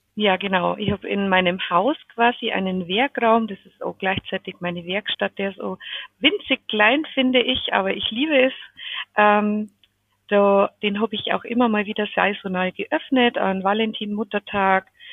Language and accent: German; Pöttmes, Bavaria, Germany; accent: Bavarian; mein bayerischer äh, Dialekt ist jetzt nicht so schlimm, weil im Hochdeutsch tue ich mir eher schwer. ich bin aus dem Raum Pöttmes, das ist bei, zwischen Eichach, Neuburg ähm, und Augsburg.